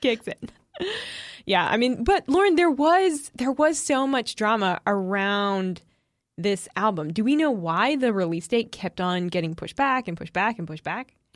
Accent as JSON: {"language": "English", "region": "New England", "country": "United States", "moved": "yes", "said": "I am originally from New England and, uh, grew up as a Patriots fan"}